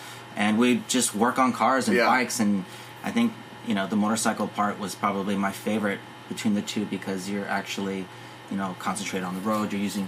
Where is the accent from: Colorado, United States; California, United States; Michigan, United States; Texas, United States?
California, United States; Los Angeles; I was raised in Los Angeles. Where'd you grow up? I grew up in the San Gabriel Valley.